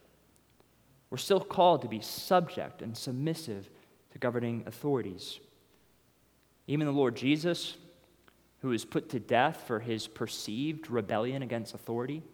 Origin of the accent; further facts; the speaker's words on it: United States; As American Christians